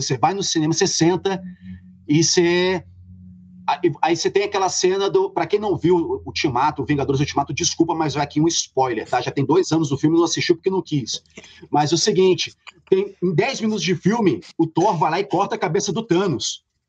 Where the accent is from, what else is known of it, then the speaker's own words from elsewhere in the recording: Rio de Janeiro, Brazil; Eu sou, sou carioca, sou do subúrbio